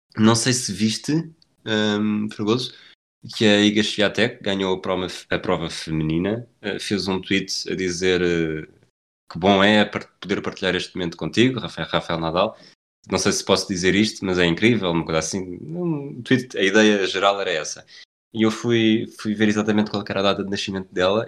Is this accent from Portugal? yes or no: yes; Portugal; somos portugueses